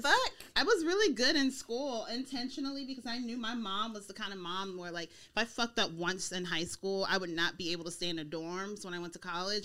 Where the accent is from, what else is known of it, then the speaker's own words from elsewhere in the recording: Snellville, Georgia, United States; also born or lived in Mississippi; I'm from Georgia. Mm. So I was born in Mississippi, but I grew up in Georgia and Mississippi-ish. I'm a Southern girl